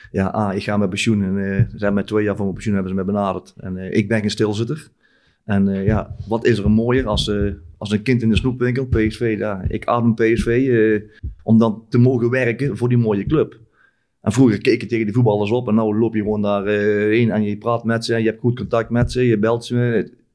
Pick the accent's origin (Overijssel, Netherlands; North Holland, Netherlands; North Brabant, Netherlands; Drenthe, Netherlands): North Brabant, Netherlands; wij zijn Brabanders